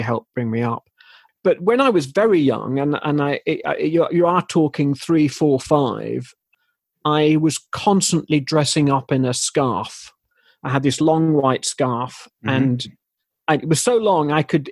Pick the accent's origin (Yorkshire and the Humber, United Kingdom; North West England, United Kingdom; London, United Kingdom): Yorkshire and the Humber, United Kingdom; Leeds; now in High Barnet, United Kingdom; I'm from Leeds